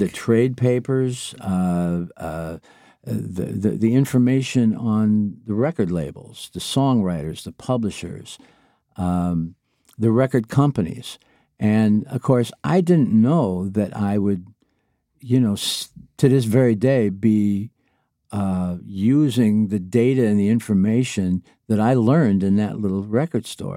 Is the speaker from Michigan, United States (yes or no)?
yes; Niles, Michigan, United States; a job in a local record store in Niles, Michigan, my hometown